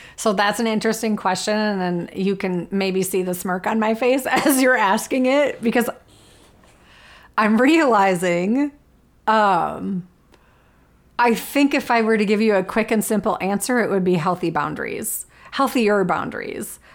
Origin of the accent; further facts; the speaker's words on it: Minnesota, United States; I am a Minnesotan who loves winter